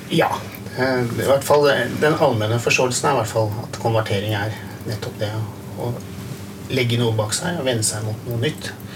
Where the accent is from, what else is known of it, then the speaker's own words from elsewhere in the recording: Hamar, Innlandet, Norway; jeg vokste opp på Hamar